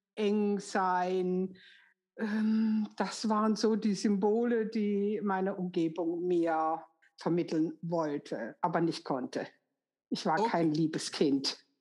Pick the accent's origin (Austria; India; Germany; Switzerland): Germany; Karlsruhe, Baden-Württemberg; also born or lived in Düsseldorf; das zweite Jahr sind meine Eltern dann umgezogen nach Karlsruhe, wo dann mein weiteres Leben stattfinden sollte